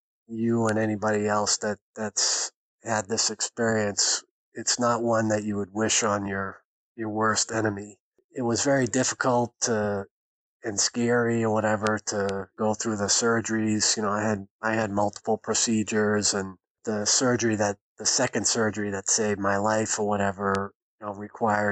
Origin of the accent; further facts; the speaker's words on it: Boston, Massachusetts, United States; now in Ohio, United States; You probably can tell from my accent that I'm originally from Boston. So I'm a native New Englander